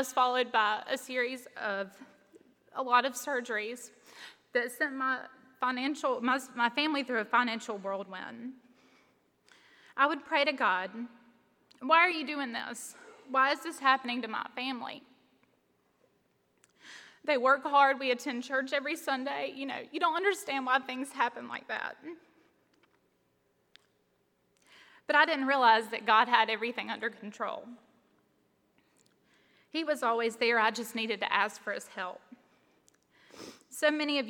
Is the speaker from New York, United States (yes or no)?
no; Greer, South Carolina, United States; also born or lived in Columbia, South Carolina; many of us have come back to Greer